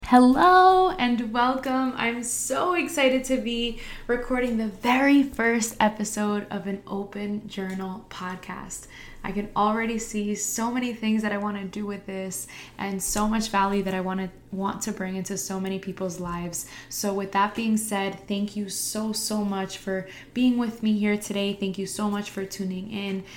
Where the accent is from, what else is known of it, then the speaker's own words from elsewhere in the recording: Harrison, New Jersey, United States; I teach in my hometown where I also went to school